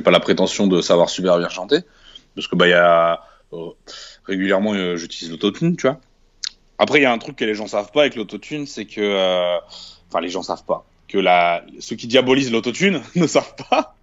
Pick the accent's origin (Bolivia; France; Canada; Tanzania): France; Tourcoing, Hauts-de-France; moved away as an adult; also born or lived in Dunkirk; j'ai grandi donc à Tourcoing. 59